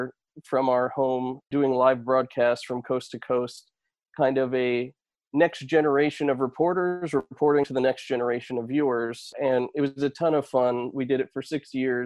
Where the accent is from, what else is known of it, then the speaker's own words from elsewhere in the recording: Connecticut, United States; I spent 5 years in local news working my way up at that station, Fox 61, my hometown station